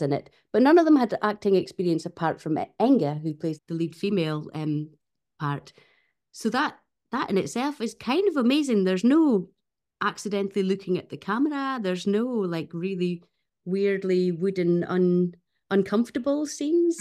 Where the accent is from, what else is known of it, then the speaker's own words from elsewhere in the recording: Fair Isle, Shetland, Scotland, United Kingdom; my childhood growing up on Fair Isle